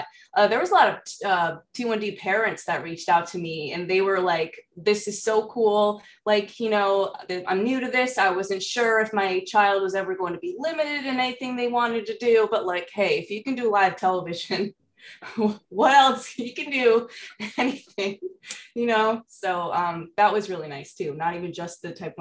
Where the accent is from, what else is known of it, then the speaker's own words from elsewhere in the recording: New England, United States; moved away as an adult; also born or lived in Florida; I was in college, and this was in Florida, and I'm from New England